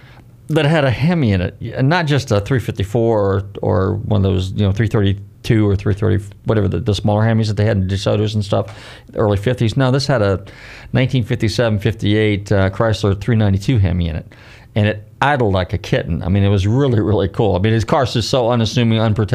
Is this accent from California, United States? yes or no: yes; Bay Area, California, United States; now in Florida, United States; I'm from the Bay Area.